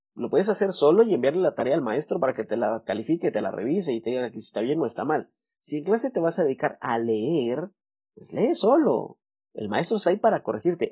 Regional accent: Guatemala; Yo soy de Guatemala. En Guatemala tenemos expresiones como cabal, chilero, eh, ya vas, usamos mucho el vos

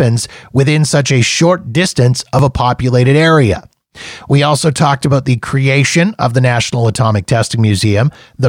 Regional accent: Canada; as a Canadian

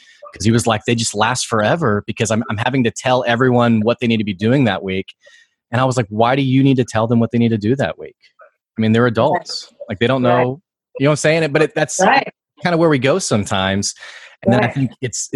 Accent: United States; there were so many jokes to me as the American

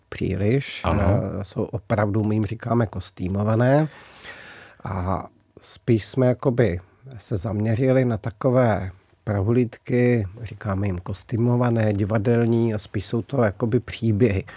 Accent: Humpolec, Vysočina Region, Czechia; moved away; Narodil jsem se v Humpolci

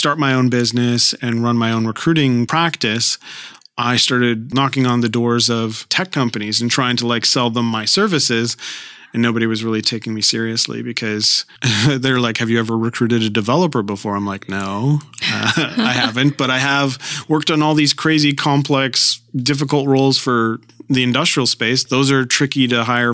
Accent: Guelph, Ontario, Canada; also born or lived in Toronto; So we moved to Guelph and I lived in Guelph until I was 18 years old

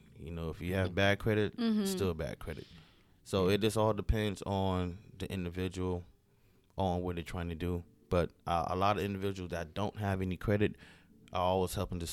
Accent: Miami, Florida, United States; moved away as an adult; now in Atlanta, United States; I'm originally from Miami, Florida. Currently staying in Atlanta, Georgia for about 6 years.

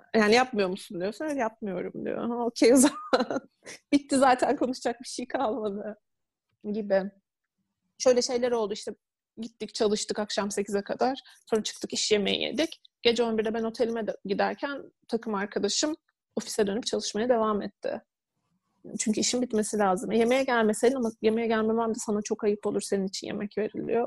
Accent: Turkey; also born or lived in Istanbul; ben küçük bir şehirde doğdum, büyüdüm

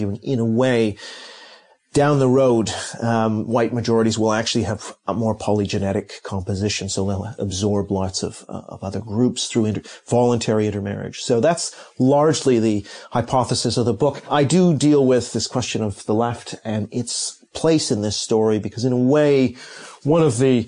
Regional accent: Canada; also born or lived in Hong Kong / Tokyo; now in London, United Kingdom; I was born in Hong Kong, lived in Tokyo for many years, grew up in Canada, and have been in London for over two decades.

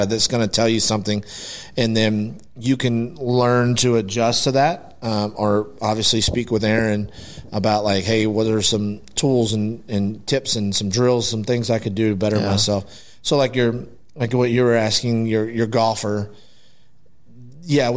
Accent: Aledo, Texas, United States; I grew up in Aledo and then left for a long time. And then now I'm back

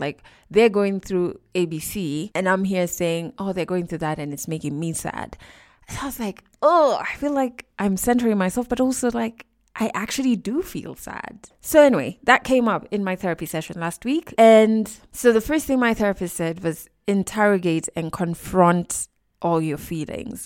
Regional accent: Kenya; we're both Kenyan who live in Kenya

